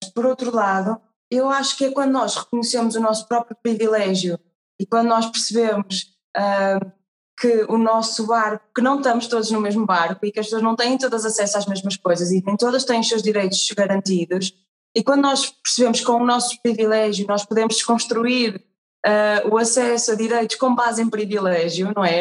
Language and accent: Portuguese; Portugal; herdamos muito da nossa, do nosso passado enquanto portugueses